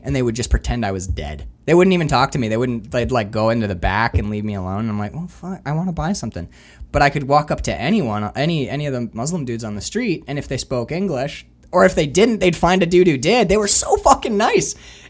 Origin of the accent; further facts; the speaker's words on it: Canada; I told people I was from Canada. I figured it out like 3 weeks in. I was like, they're like American, and I have that kind of Uper accent. So it's like, no, Canadian.